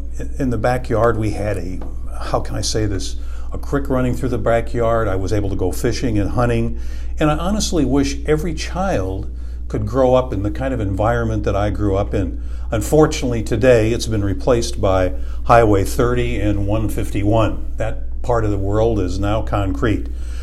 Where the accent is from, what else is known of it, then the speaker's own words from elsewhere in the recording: Cedar Rapids, Iowa, United States; moved away; also born or lived in Martelle / Fairfax; I was born and raised in outside of Cedar Rapids, but initially I lived in Martell and on K Street, before we moved to Waconia Lane, and ultimately Fairfax, where I was when I graduated in high school in 1964.